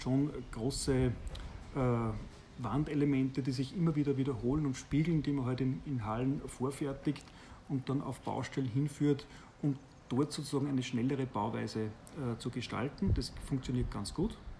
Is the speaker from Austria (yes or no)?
yes; Austria; bei uns in Österreich